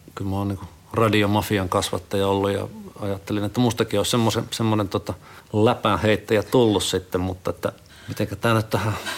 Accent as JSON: {"language": "Finnish", "town": "Sonkajärvi", "region": "North Savo", "country": "Finland", "tie": "born or raised there", "moved": "yes", "said": "mä oon kotoisin siis Sonkerven kunnasta Sukevan kylältä."}